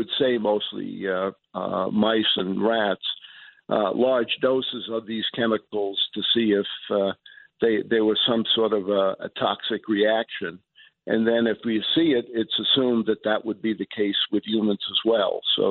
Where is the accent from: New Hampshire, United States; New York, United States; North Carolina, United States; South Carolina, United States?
New York, United States; New York City; moved away; also born or lived in New Mexico; I grew up in New York, Elmhurst, listening to night radio